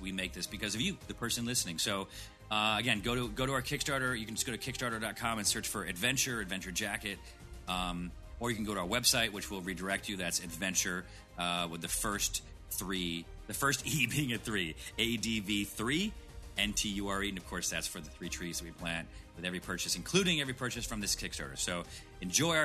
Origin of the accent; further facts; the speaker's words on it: Syracuse, New York, United States; I grew up in Syracuse